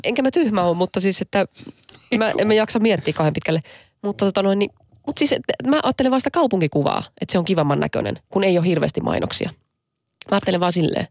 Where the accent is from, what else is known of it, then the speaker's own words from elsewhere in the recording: Lahti, Päijät-Häme, Finland; mä oon lähestä kotoisin